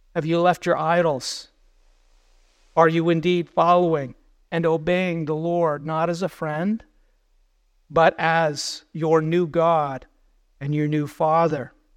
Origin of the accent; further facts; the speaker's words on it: United States; we as American believers